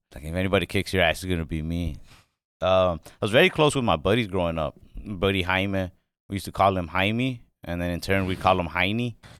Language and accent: English; Mesquite, Texas, United States; I grew up, um, in Dallas, Texas. Well, actually a suburb of Dallas called Mesquite, Texas.